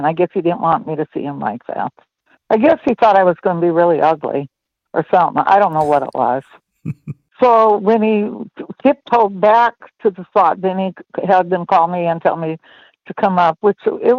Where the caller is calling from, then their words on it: Culver City, California, United States; California, from Culver City, California.